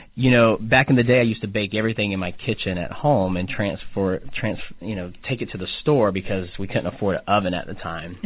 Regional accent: Atlanta, Georgia, United States; now in Kansas City, United States; I'm from Atlanta, Georgia

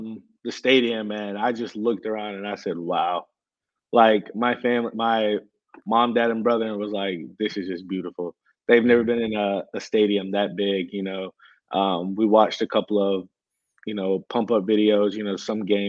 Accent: Winston-Salem, North Carolina, United States; moved away as an adult; now in South Carolina, United States; I'm from Winston-Salem, so I grew up there, been there 22, 23 years of my life.

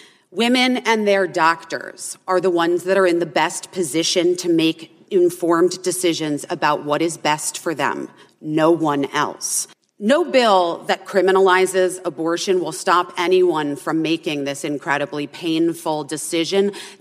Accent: Arizona, United States; born or raised there

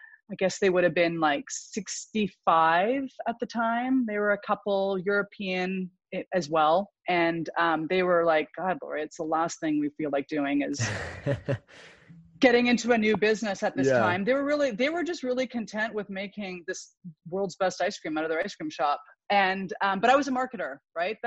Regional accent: Vancouver Island, British Columbia, Canada; I grew up on Vancouver Island, which is just northwest of Seattle

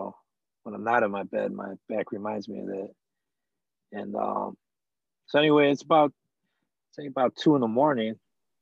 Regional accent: Downriver, Michigan, United States; also born or lived in Detroit, Michigan; I'm from Detroit, Michigan. Raised in Downriver, Michigan, which is not too far from Detroit.

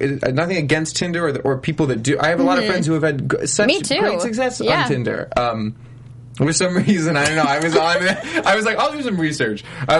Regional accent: New Jersey, United States; moved away as an adult; also born or lived in Pittsburgh, Pennsylvania; now in Los Angeles, United States; I was born in Pittsburgh and grew up in New Jersey, but both sides of my family are from Pittsburgh.

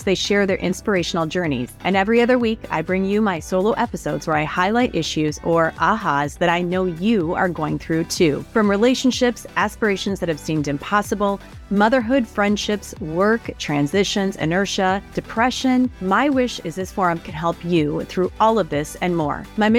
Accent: Midwest, United States; And I grew up in the Midwest.

